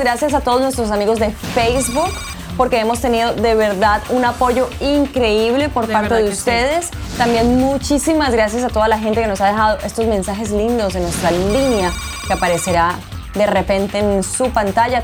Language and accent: Spanish; El Salvador; Yo soy del Salvador